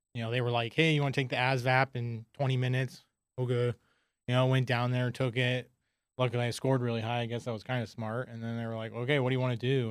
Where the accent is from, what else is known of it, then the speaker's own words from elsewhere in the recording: San Diego, California, United States; I'm from San Diego, grew up with a big large group of friends